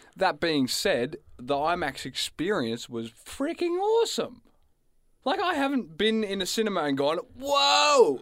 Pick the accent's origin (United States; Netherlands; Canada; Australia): Australia; Gippsland, Victoria; where I grew up down in Gippsland